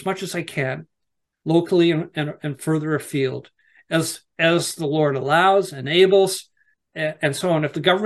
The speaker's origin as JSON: {"language": "English", "country": "Canada", "also_born_or_lived": "Nova Scotia", "said": "I'm from Canada"}